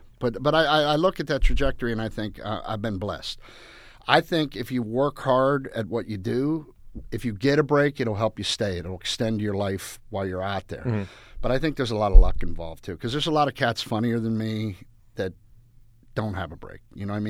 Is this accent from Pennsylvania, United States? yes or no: yes; Pittsburgh, Pennsylvania, United States; I just have that fatalistic Pittsburgh thought pattern, and I'm Irish